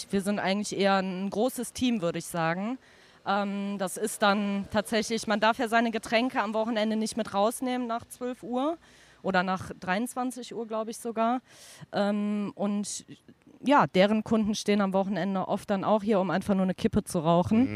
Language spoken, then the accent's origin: German; Cologne, North Rhine-Westphalia, Germany; komme ursprünglich aus dem Belgischen mhm. und bin hier groß geworden